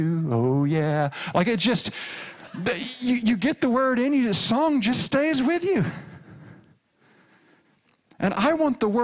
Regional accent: rural Arkansas, United States; I grew up in the Southern Baptist Church in rural Arkansas.

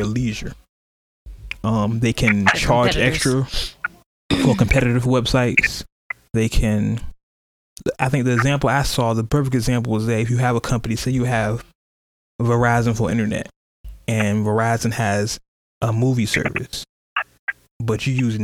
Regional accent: California, United States; I'm from California

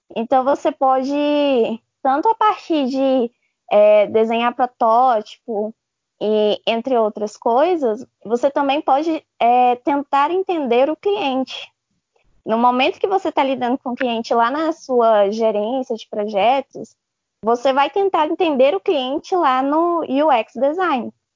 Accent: Formosa, Goiás, Brazil; Eu sou de Formosa, Goiás, do lado de Brasília

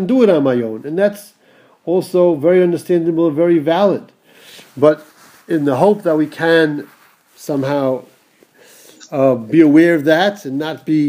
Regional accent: United States; growing up in America

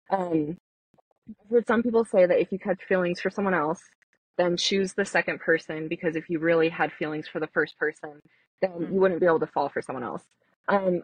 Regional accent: Saratoga Springs, Utah, United States; also born or lived in Salt Lake City, Utah; I grew up in Saratoga, Mormonville.

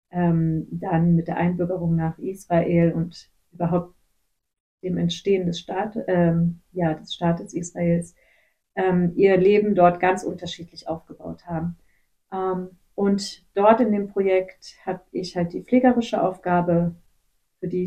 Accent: Gummersbach, North Rhine-Westphalia, Germany; also born or lived in Kazakhstan; Hm, ich komme aus Gummersbach. Ich bin in Kasachstan geboren, aber dann hm. in Gummersbach aufgewachsen.

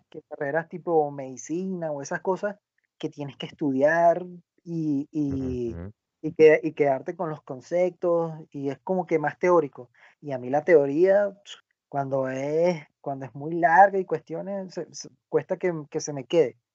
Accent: Venezuela; mi país, en Venezuela

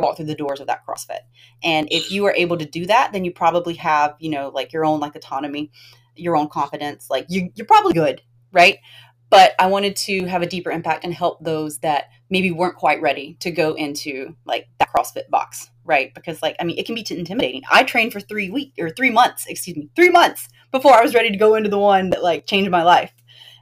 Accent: the South, United States; I'm from the South

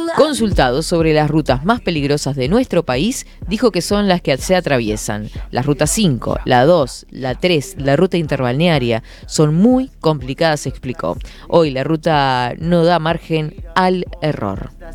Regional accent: Fray Marcos, Florida, Uruguay; una chiquilina de Fray Marcos que dice que no sé qué, y que tiene el programa de 10 a 12

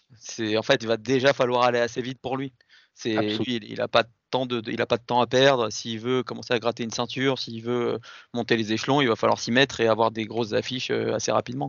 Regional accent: France; en tant que Français

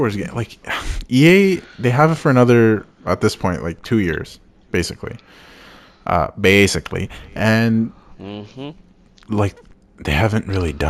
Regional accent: Canada; we're Canadian

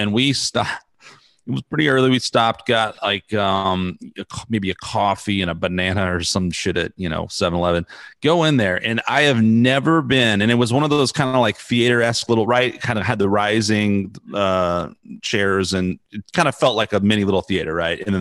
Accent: San Antonio, Texas, United States; also born or lived in Los Angeles; I had a friend who I grew up with here in San Antonio

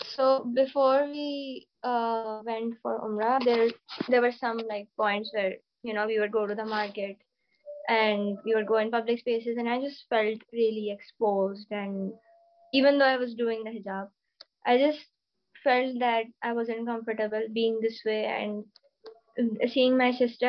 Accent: Karachi, Sindh, Pakistan; I am from Karachi, Pakistan

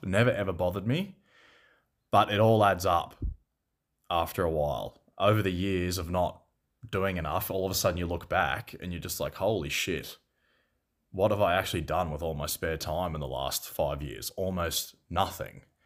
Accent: Seymour, Victoria, Australia; also born or lived in Melbourne; in Seymour, my hometown

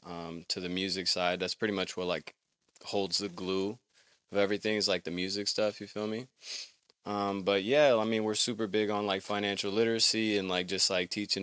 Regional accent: Pasadena, California, United States; also born or lived in Oregon; I'm from Pasadena, California.

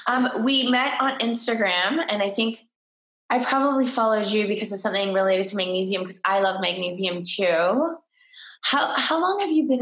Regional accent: Toronto, Ontario, Canada; Toronto, Ontario, Canada, which is my hometown

